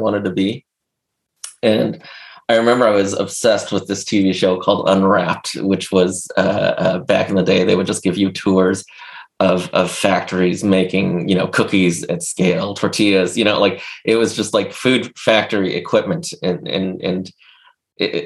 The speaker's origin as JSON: {"language": "English", "town": "Los Angeles", "region": "California", "country": "United States", "tie": "born or raised there", "said": "growing up in Los Angeles"}